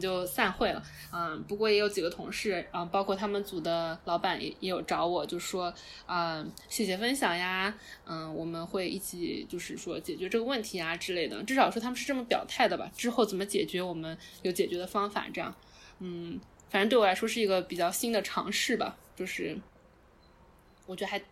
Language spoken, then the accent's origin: Chinese; Wenzhou, Zhejiang, China; also born or lived in San Francisco Bay Area; now in New York, United States; 因为我是温州的，所以我们那边人就是，大家就都自己做生意啊